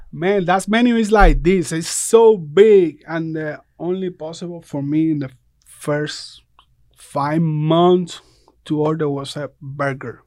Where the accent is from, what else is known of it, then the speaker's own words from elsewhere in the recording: Puerto Rico; moved away as an adult; now in Statesboro, United States; I come from Puerto Rico. I come, like, five years ago.